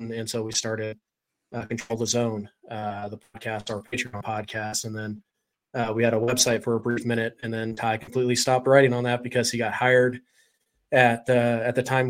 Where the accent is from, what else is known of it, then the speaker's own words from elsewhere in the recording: Washington, United States; Born and raised in Washington, lived here my entire life, don't ever want to leave.